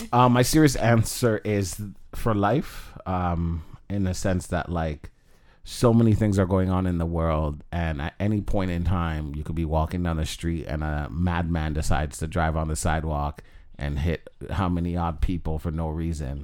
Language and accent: English; Jamaica; now in Canada; I'm Jamaican